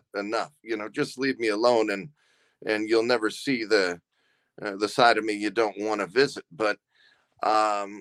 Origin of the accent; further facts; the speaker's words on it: Southern California, United States; moved away as an adult; I grew up in Southern California